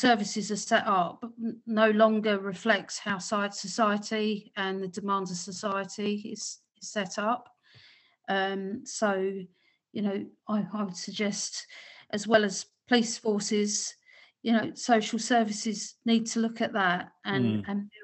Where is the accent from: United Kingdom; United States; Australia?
United Kingdom; London; as a Londoner